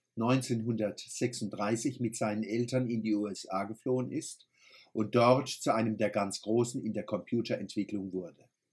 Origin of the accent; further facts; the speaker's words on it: Kurpfalz, Germany; accent: Kurpfälzisch; first language Kurpfälzisch; unserem Kurpelzer Dialekt